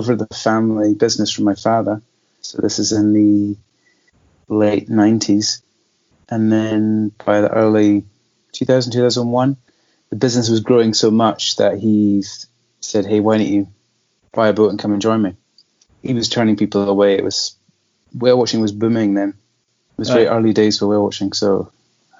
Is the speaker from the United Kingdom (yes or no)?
yes; Mull, Scotland, United Kingdom; On Mull. So that was over in the north end of Mull. I grew up, and also the business, fishing and whale watching